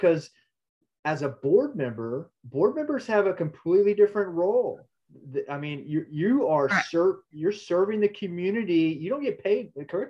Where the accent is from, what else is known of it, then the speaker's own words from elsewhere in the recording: Houston, Texas, United States; I'm from the Houston area.